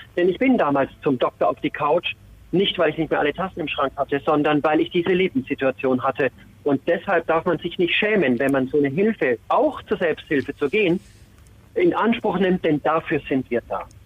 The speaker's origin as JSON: {"language": "German", "town": "Nuremberg", "region": "Bavaria", "country": "Germany", "tie": "born or raised there", "moved": "yes", "said": "meine Heimat Nürnberg"}